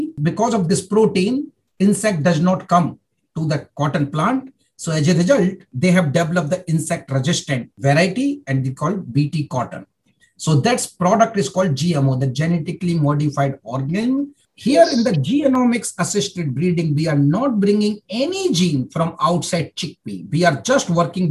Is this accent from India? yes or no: yes; India; moved away as an adult; also born or lived in Germany; I'm coming from India